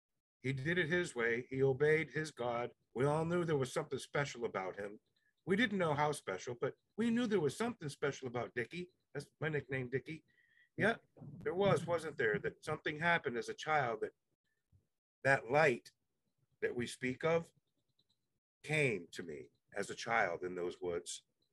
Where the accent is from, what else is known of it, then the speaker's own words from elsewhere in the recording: Jamaica; My mother was the director general of the embassies of Jamaica. And I grew up a lot in Jamaica with Jamaicans.